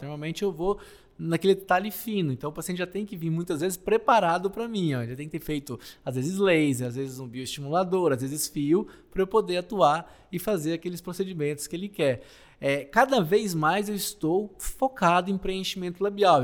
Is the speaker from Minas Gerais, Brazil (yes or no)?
yes; interior of Minas Gerais, Brazil; Lá no interior de Minas, onde eu nasci